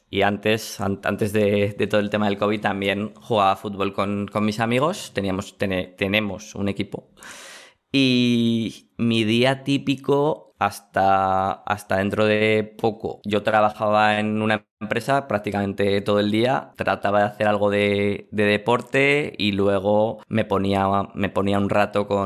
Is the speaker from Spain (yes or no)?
yes; Aragon, Spain; Pues mira, voy a tirar hacia mi tierra, hacia Aragón.